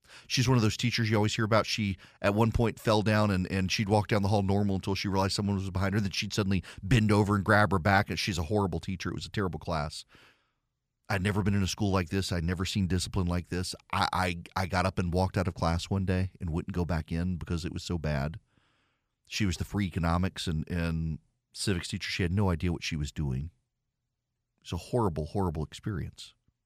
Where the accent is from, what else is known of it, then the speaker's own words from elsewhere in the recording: Dubai, United Arab Emirates; You know, I grew up in Dubai. I did not grow up in the United States. We would come home during the summer, but my education was in Dubai.